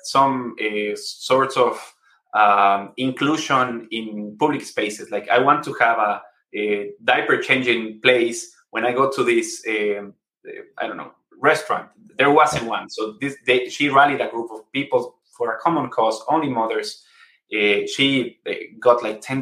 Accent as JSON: {"language": "English", "country": "Ecuador", "said": "So we're from Ecuador."}